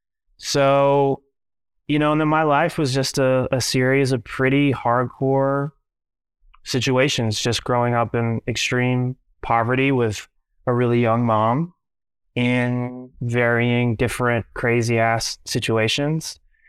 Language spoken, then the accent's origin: English; Minneapolis, Minnesota, United States; born there; I was born in Minneapolis, Minnesota, to a 16-year-old single mom